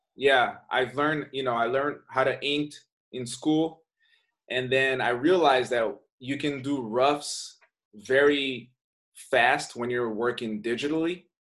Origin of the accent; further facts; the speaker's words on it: Brazil; moved away; I'm from Brazil. I grew up in Brazil, and I moved here.